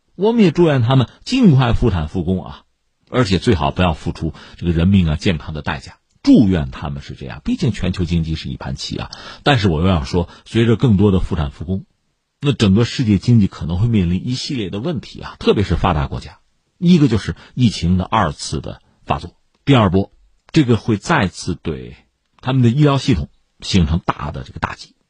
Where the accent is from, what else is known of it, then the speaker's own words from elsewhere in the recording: China; 作为中国人呢，我们